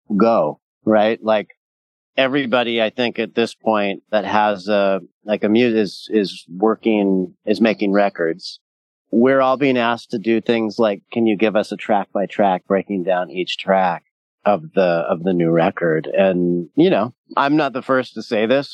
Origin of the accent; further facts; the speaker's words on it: Southern California, United States; I was raised in Southern California